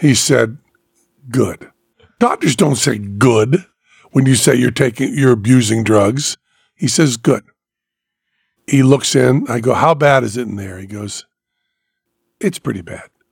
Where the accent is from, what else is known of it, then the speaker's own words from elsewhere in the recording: Western Massachusetts, United States; I'm from Western Massachusetts